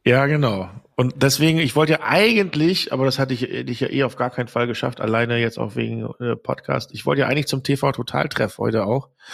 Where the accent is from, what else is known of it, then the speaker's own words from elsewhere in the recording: Großenaspe, Schleswig-Holstein, Germany; aus da, wo ich herkomme, äh, großen Aspe